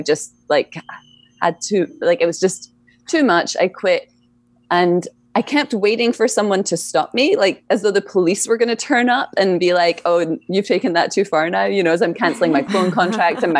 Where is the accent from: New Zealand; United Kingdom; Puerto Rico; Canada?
United Kingdom; Scotland; moved away; I grew up in Scotland